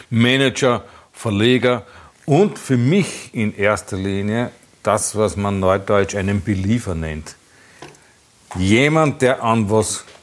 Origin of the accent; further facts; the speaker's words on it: Austria; Ich bin aus Österreich.